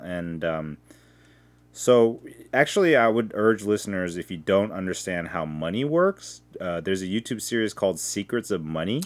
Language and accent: English; United States; I'm first generation, and when I went to Korea, they all treated me like an American